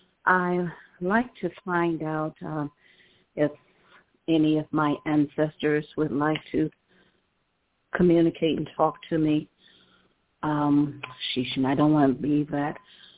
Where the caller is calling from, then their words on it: Cleveland, Ohio, United States; calling from Cleveland, Ohio.